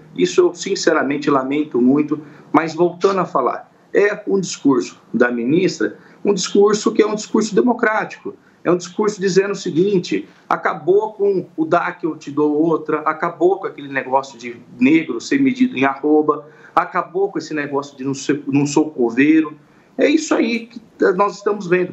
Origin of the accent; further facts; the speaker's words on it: Brazil; como brasileiro